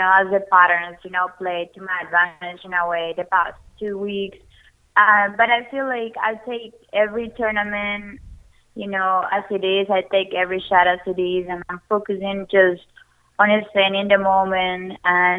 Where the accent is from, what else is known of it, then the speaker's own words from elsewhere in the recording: Colombia; now in United States; growing up in Colombia